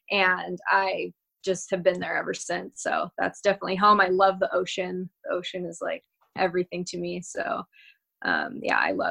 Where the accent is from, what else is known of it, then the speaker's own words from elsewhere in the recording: Northern California, United States; also born or lived in San Diego; now in Huntington Beach, United States; I grew up in California, in Northern California, actually, um, where we are now at my at my dad's house, and I lived up here until I was 18